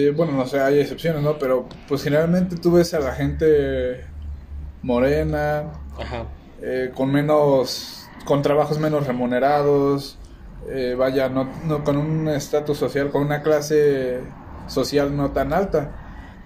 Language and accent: Spanish; Mexico; nosotros como mexicanos